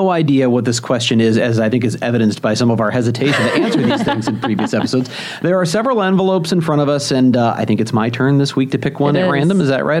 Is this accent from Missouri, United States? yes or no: yes; St. Louis, Missouri, United States; moved away; also born or lived in Des Moines / Kansas City; I've moved around many times in the business, mostly in the Midwest, well, pretty much all in the Midwest. I mean, I grew up in St. Louis. I lived in Des Moines, Kansas City. I'm here now.